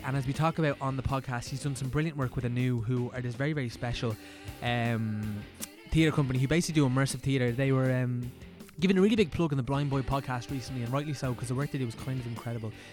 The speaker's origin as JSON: {"language": "English", "area": "County Meath", "region": "Leinster", "country": "Ireland", "moved": "as an adult", "lives_now": "Dublin, Ireland", "said": "I'm from County Meath"}